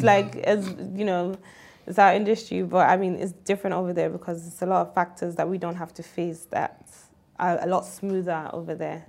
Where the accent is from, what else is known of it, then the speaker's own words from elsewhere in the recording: London, United Kingdom; moved away as an adult; also born or lived in Tottenham / New York; I was born and raised in London, did my whole primary. I got shipped there when I was 13 for a year, and then I went back to London.